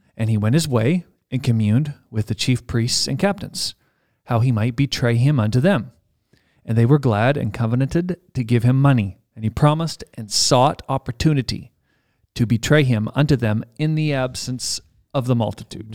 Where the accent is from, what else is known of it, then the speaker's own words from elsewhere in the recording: Canada; we're a Canadian podcast